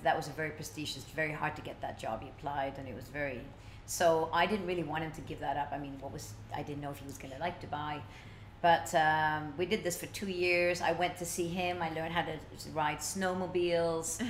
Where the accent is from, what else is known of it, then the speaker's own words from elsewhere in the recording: Stockholm, Stockholm County, Sweden; when I was a little kid growing up in Stockholm